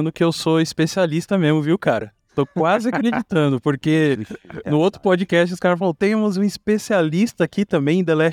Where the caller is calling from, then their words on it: São José dos Campos, São Paulo, Brazil; sou aqui do God Vibes Podcast. Estou falando diretamente da bela cidade de São José dos Campos.